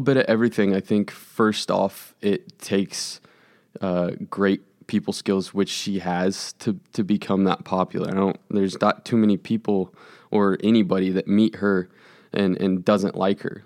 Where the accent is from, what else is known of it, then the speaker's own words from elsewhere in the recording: Overland Park, Kansas, United States; I grew up in Overland Park